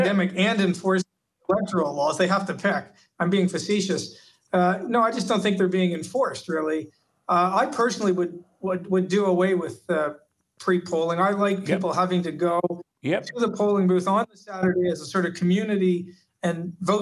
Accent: Canada; now in Australia; I come from Canada

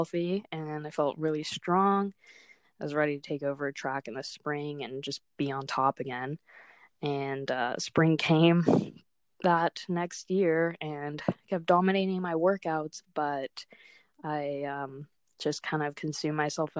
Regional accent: Otis Orchards, Washington, United States; I come from Otis Orchards, Washington

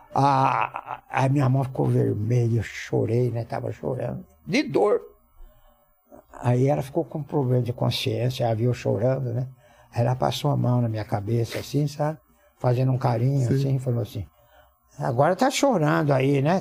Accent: Ourinhos, São Paulo, Brazil; na minha rua, lá em Ourinhos, eu devia ter o quê, uns 10 anos?

